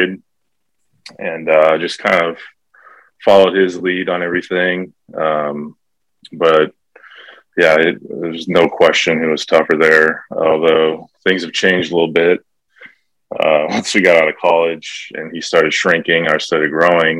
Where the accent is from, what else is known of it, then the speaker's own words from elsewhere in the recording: Rosemount, Minnesota, United States; We grew up in Rosemount, Minnesota, suburbs of St. Paul, Minneapolis.